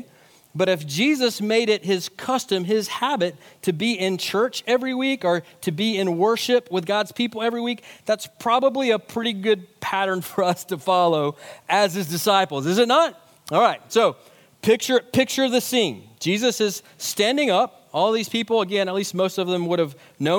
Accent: United States; as American Christians living in the wealthiest nation in the history of the world

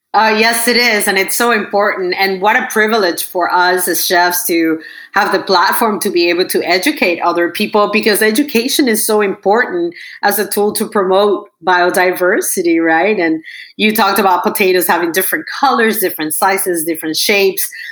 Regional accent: Venezuela; I'm from Venezuela, but part of my heart is uh, it's in Peru

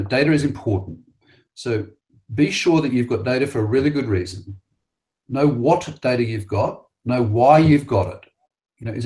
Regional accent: Sydney, New South Wales, Australia; the Identirati came to my hometown

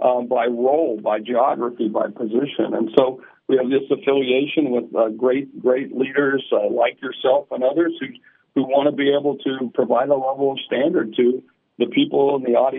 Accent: Sioux Falls, South Dakota, United States; I'm from Sioux Falls, South Dakota

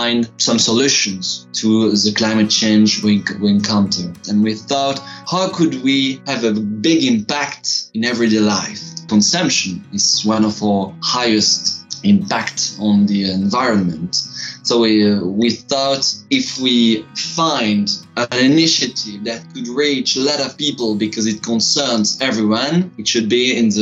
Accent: Tournai, Wallonia, Belgium; moved away as an adult; now in Brussels, Belgium; I'm studying law and political science in Brussels, but I come from Tournai, a little city in the middle of the fields

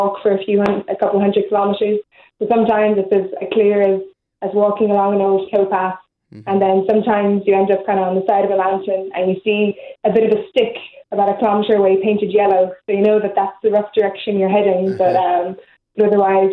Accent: Ireland; we're Irish

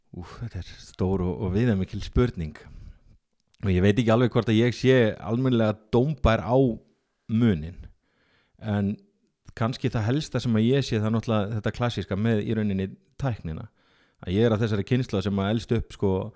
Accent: Akureyri, Northeastern Region, Iceland; fættur og uppalinn á Akureyri og ég er ótrúlega mikill Akureyringur

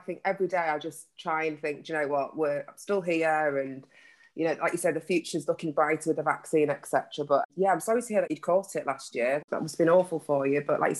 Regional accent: just outside of Hull, Yorkshire and the Humber, United Kingdom; We grew up just outside of Hull and we were the only Black family in our town. We still are.

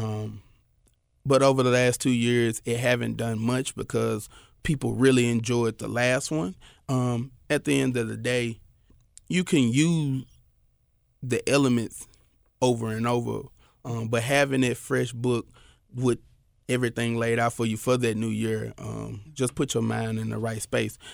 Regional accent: Memphis, Tennessee, United States; I'm from North Memphis, you know, Valentine Evergreen.

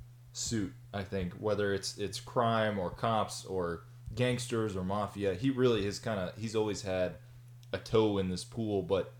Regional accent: Texas, United States; Like, I'm from Texas, and I never spent a lot of time on the East Coast growing up.

